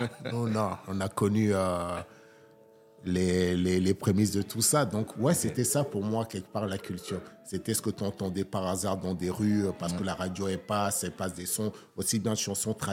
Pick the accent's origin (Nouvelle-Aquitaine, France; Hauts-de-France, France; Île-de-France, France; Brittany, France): Île-de-France, France; Seine-Saint-Denis / Val-de-Marne; moved away as an adult; also born or lived in Togo / Paris / Hérault; Concrètement, je suis né au Togo. Je suis arrivé en France à l'âge de 7 ans. J'ai grandi entre le 93 et le 95 pour après l'adolescence aller vivre dans le 92, faire la vie dans le 75, quitter la région parisienne